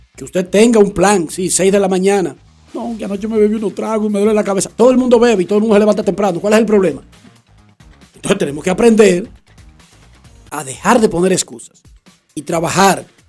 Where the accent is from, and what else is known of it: Dominican Republic